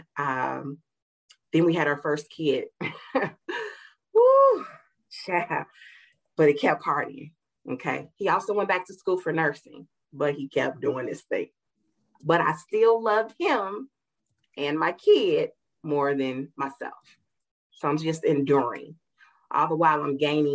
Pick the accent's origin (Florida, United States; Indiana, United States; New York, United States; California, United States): Indiana, United States; Gary; I grew up in Gary, Indiana